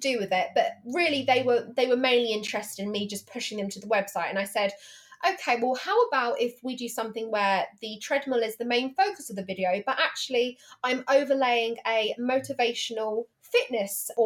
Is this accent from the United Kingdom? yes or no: yes; England, United Kingdom; accent: posh English; the apparently posh English